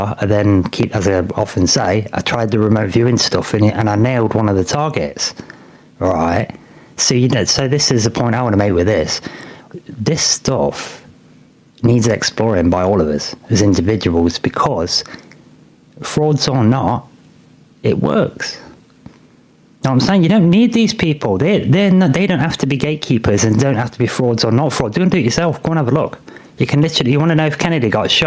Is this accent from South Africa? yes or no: no; United Kingdom; being British